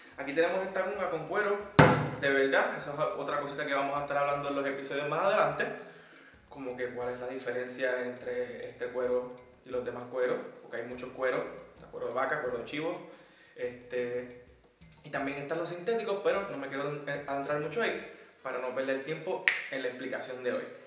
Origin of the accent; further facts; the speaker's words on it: Puerto Rico; moved away as an adult; now in Madrid, Spain; vengo desde Puerto Rico. Actualmente estoy haciendo mi maestría en producción musical y ando por Madrid